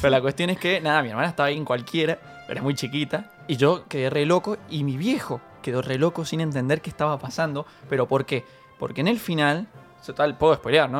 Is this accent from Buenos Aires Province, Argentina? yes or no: no; San Rafael, Mendoza, Argentina; yo soy de San Rafael, Mendoza, y allá los tenemos un solo cine.